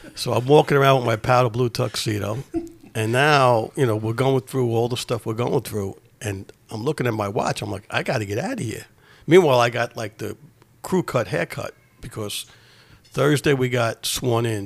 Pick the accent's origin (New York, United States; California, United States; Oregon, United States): New York, United States; New York City; I grew up in Ozone Park, Queens, New York